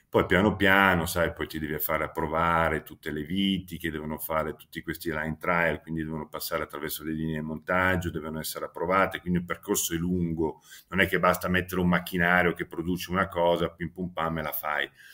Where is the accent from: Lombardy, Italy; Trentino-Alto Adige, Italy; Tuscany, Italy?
Lombardy, Italy; Milan; la sera preferisco tornarmene a casa a Milano perché sono sempre cresciuto lì sin da piccolo